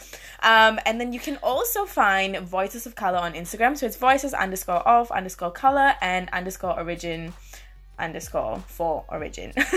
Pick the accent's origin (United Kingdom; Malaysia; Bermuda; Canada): Malaysia; accent: Malaysian; now in Australia; i have a malaysian accent like it's there it's not disappeared